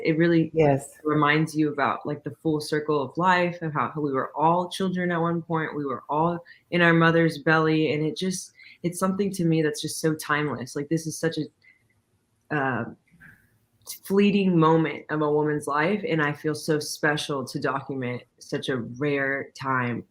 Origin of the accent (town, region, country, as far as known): Coppell, Texas, United States; born or raised there; also born or lived in Irving, Texas / Dallas, Texas